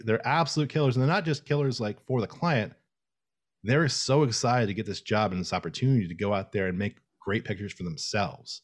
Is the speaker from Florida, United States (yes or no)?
yes; Tallahassee, Florida, United States; I grew up in Tallahassee, Florida